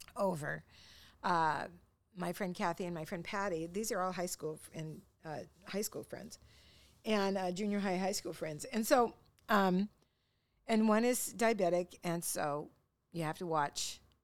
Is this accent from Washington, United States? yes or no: yes; Longview, Washington, United States; growing up in Longview, Washington